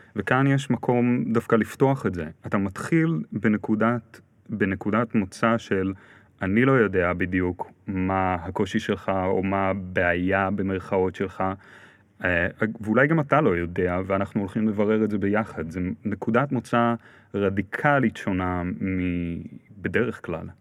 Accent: Ra'anana, Central District, Israel; גרתי ברעננה, גדלתי ברעננה

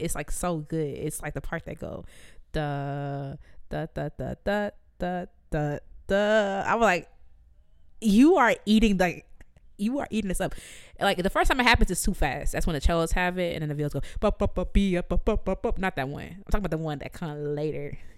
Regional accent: Jamaica; me as a Jamaican

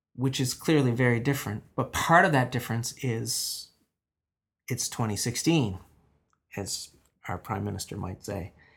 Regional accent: Newfoundland and Labrador, Canada; also born or lived in Buchans; Born and raised in Newfoundland, in mining towns here at, in, on the island and in Labrador.

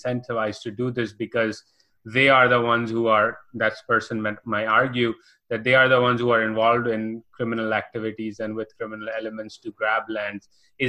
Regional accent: Karachi, Sindh, Pakistan; Growing up in Karachi

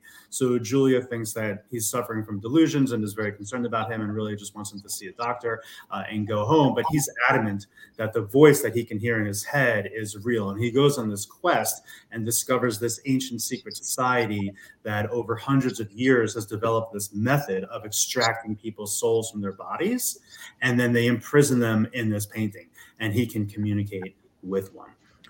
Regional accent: New York, United States; also born or lived in Los Angeles; now in Denver, United States; I'm originally from New York. I now live in Denver via LA, where I lived for 20 years.

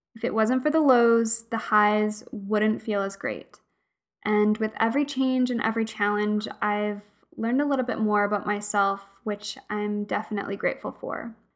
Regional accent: Alberta, Canada; moved away as an adult; also born or lived in Fredericton, New Brunswick; I grew up in Alberta, and I moved out east at eighteen years old to start university

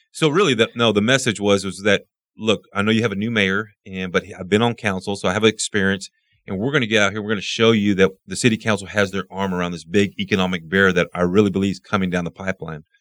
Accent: Midland, Texas, United States; I was born and raised here in Midland

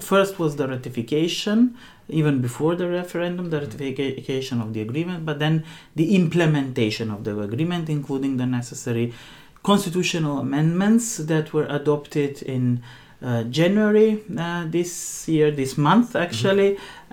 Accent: North Macedonia; now in Finland; for us coming from macedonia macedonians was important

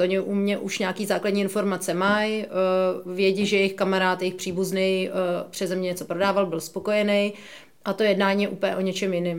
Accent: Prague, Czechia; jsem z Prahy, takže tady znám spoustu lidí

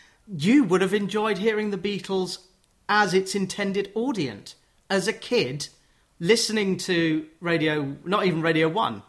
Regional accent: London, United Kingdom; I grew up in the Jewish community of northwest London

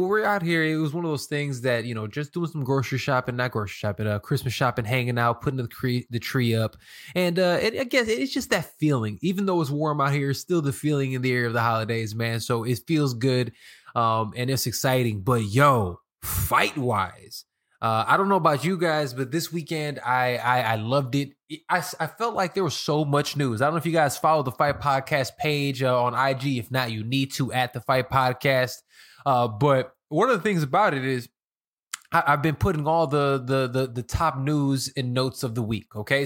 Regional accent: Chicago, Illinois, United States; moved away as an adult; now in Los Angeles, United States; I'm from Chicago. I live in L A now. Um, I moved out here during the pandemic

